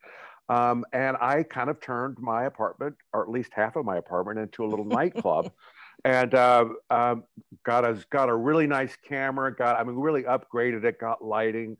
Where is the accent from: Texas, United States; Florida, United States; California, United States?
Texas, United States; moved away as an adult; also born or lived in New York; We're both from Texas